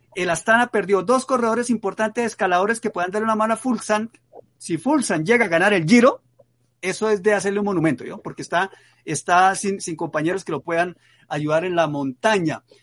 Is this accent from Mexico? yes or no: no; Santander, Colombia; con mi tierra también, con Santander